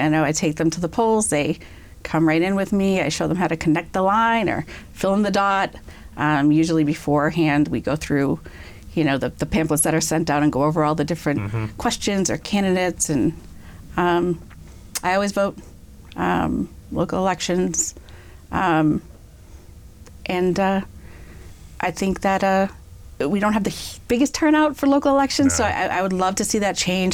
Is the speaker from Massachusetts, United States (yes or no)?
yes; Natick, Massachusetts, United States; also born or lived in Amherst, Massachusetts / New York City; now in Franklin, United States; I grew up in Natick, so not too far from here